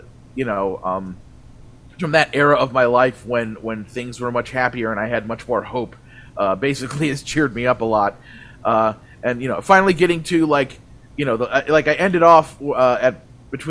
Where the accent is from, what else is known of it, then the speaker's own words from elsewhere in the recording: Lake Geneva, Wisconsin, United States; moved away; I grew up in Lake Geneva, Wisconsin